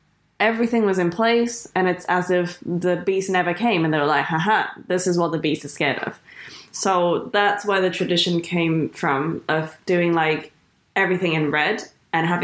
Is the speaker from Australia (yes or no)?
no; Hong Kong; I grew up in Hong Kong.